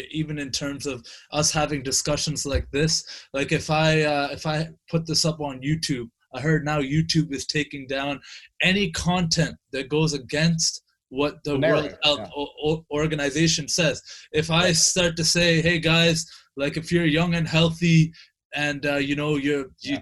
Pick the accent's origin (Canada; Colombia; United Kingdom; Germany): Canada; as a Canadian